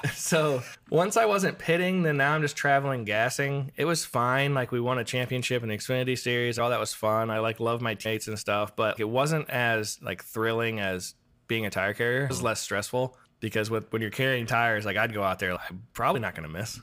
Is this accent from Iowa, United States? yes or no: yes; Iowa, United States; moved away; growing up in Iowa